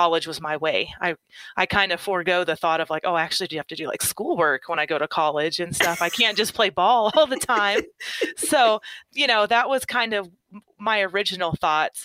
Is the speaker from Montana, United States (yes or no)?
no; Oklahoma, United States; I grew up in Oklahoma, kind of the Midwest area. Really small town.